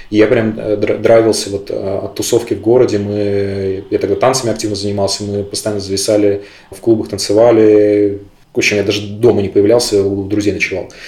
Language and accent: Russian; Belarus; Блин, ну, во-первых, я белорус.